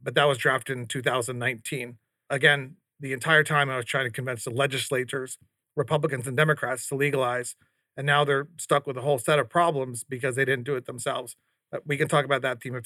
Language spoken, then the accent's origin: English; Arizona, United States; I'm an Arizonan. I'm an American.